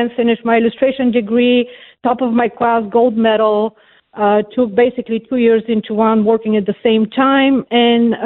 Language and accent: English; Bulgaria; moved away as an adult; also born or lived in Austria / New York City; now in North Carolina, United States; I'm from Bulgaria, and I escaped Bulgaria as a refugee, actually, and it was still communist in 1990. I was in my, I was 20 years old